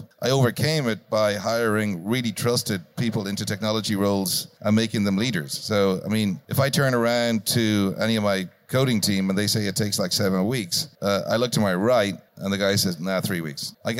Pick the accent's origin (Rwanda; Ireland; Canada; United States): Ireland